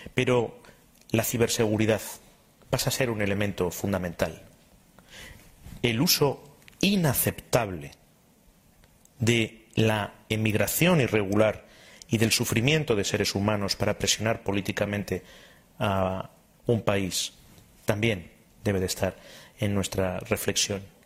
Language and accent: Spanish; Spain; como ministro de Asuntos Exteriores y como español